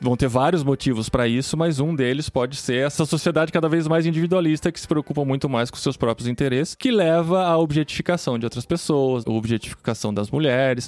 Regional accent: Brazil; moved away as an adult; Desde quando a gente saiu do Brasil

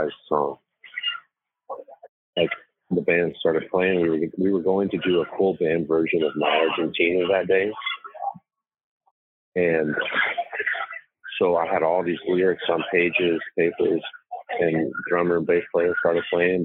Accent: Old Hickory, Tennessee, United States; when I grew up in Old Hickory, Tennessee, we grew up on Cleve Street

